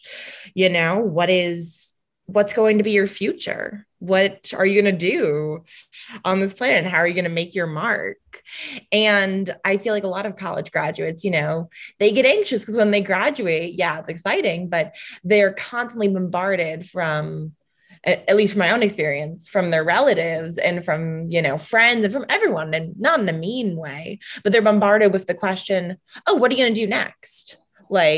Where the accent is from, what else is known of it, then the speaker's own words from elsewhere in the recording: Chicago, Illinois, United States; I grew up in the North Shore of Chicago, which is predominantly Jewish.